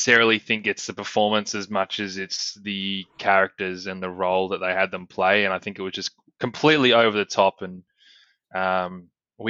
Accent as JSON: {"language": "English", "country": "Australia", "said": "We're Australian"}